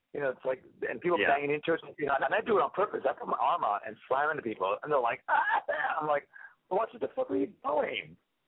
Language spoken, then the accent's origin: English; New York, United States; No. I'm from New York. What are you talking about?